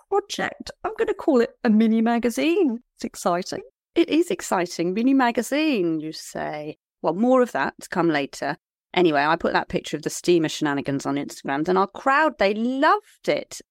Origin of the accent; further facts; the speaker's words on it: Liskeard, South West England, United Kingdom; I come from Lisgard in Cornwall.